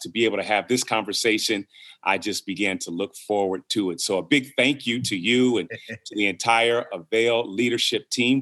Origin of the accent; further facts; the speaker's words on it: Toledo, Ohio, United States; moved away as an adult; now in Fredericksburg, Virginia, United States; I'm originally from Toledo, Ohio, was born and raised there